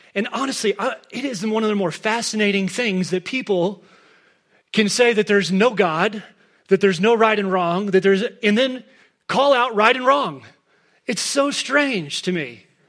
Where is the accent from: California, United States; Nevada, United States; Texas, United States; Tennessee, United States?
Texas, United States; Dallas; moved away as an adult; now in Crested Butte, United States; we're both, both Claire and I are fourth generation Dallas people